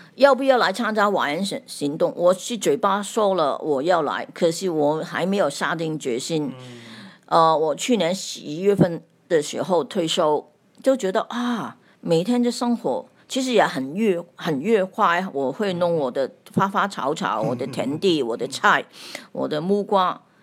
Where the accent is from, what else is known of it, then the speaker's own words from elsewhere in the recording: Hong Kong; 我是来自香港的